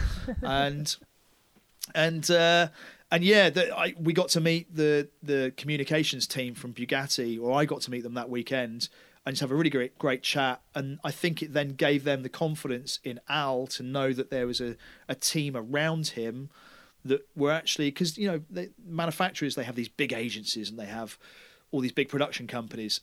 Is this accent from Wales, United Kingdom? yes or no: no; Taunton, South West England, United Kingdom; they were like, "Where are you from?" And I went, "Taunton."